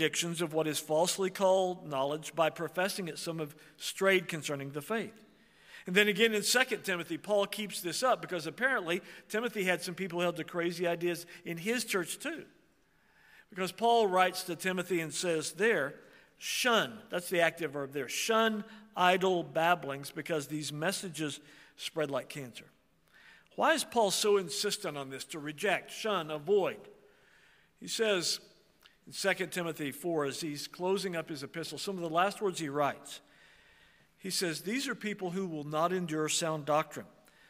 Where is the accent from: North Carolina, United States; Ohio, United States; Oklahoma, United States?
Oklahoma, United States; I'm from Oklahoma and I'm part Indian